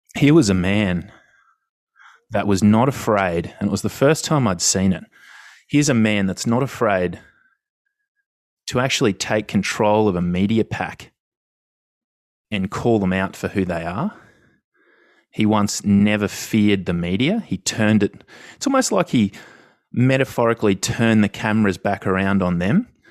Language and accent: English; Australia; as an Australian